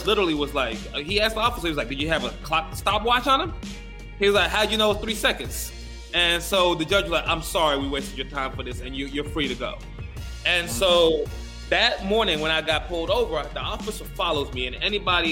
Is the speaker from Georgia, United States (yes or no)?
yes; Macon, Georgia, United States; moved away as an adult; also born or lived in Gambia / North Carolina / Rio de Janeiro, Brazil; I grew up in Macon, Georgia. I went to a Central High School in Macon, Georgia.